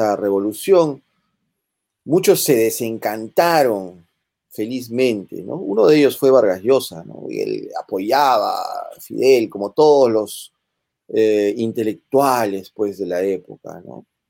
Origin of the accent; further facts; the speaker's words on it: Peru; En el Perú